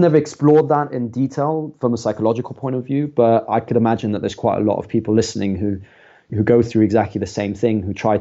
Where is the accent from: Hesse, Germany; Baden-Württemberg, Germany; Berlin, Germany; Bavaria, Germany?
Hesse, Germany; a small town just outside of Frankfurt; moved away as an adult; also born or lived in London, United Kingdom; now in United Kingdom; So I grew up in Germany and I grew up in a small town just outside of Frankfurt.